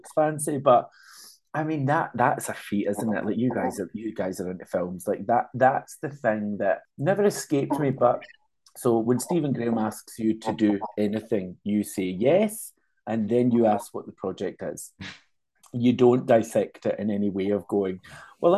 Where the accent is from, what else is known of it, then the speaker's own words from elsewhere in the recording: Glasgow, Scotland, United Kingdom; accent: Scottish; I'm working class, I grew up in Castlemilk